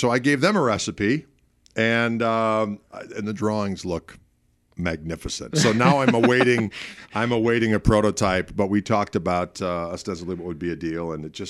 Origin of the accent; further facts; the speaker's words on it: Midwest, United States; We're both from the Midwest.